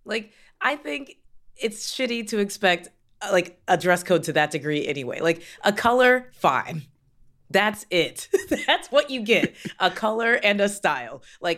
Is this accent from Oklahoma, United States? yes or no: no; Kentucky, United States; I'm from Kentucky